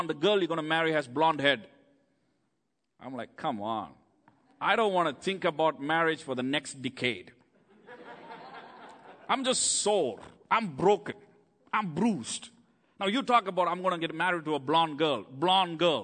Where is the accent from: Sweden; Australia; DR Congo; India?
India; first language Tamil; English is a second language; moved away as an adult; now in United States; I grew up in India. My town is just 6 million people.